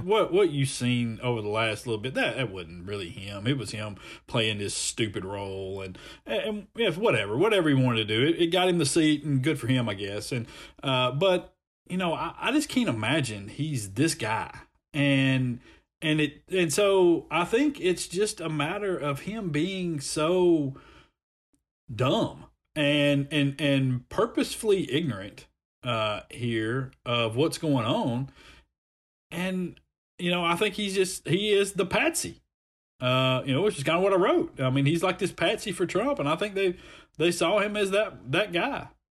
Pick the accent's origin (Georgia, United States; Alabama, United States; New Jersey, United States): Alabama, United States; Montgomery; I'm from Montgomery